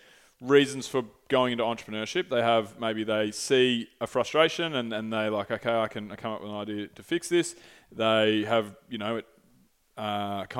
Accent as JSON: {"language": "English", "town": "St Andrews Beach", "region": "Victoria", "country": "Australia", "tie": "born or raised there", "said": "I grew up in St. Andrews Beach on the Moines Peninsula"}